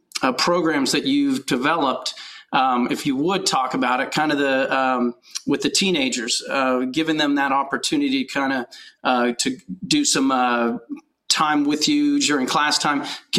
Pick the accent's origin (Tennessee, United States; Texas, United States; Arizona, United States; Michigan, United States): Texas, United States; Austin; I was raised in Austin and out in the country